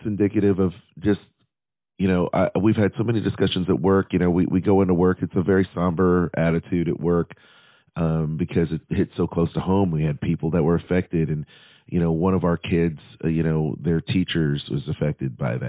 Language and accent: English; Nashville, Tennessee, United States; it's my hometown